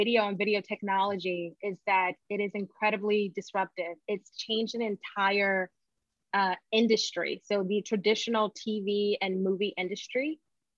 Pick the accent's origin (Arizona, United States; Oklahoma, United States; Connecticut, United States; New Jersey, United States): Connecticut, United States; now in Atlanta, United States; I'm originally from Connecticut